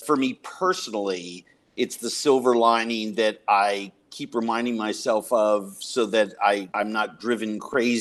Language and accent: English; Minneapolis, Minnesota, United States; the Minneapolis Police Department here in my hometown